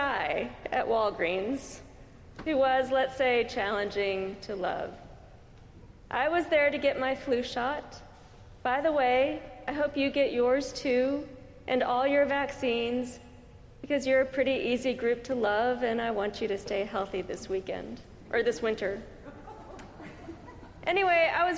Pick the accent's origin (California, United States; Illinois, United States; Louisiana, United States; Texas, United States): California, United States; I'm from California